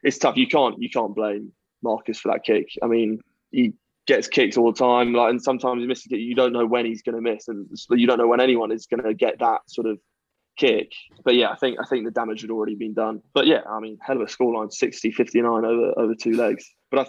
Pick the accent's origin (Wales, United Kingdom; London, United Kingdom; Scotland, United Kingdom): Scotland, United Kingdom; born there; I'm more English than half the Quinns squad. I was born in Scotland, and I have Scottish heritage.